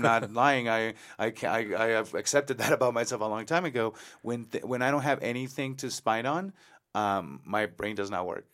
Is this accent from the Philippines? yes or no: no; Mexico; now in El Paso, United States; I lived in Mexico, I was born in Mexico